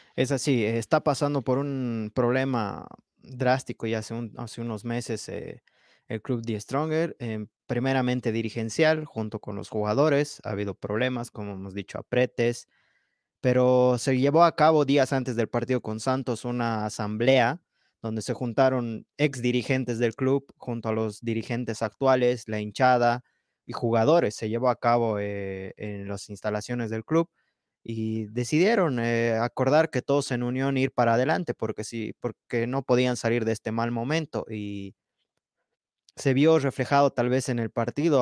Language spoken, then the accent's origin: Spanish; Bolivia; yo soy del Valle, no soy del altiplano, soy del valle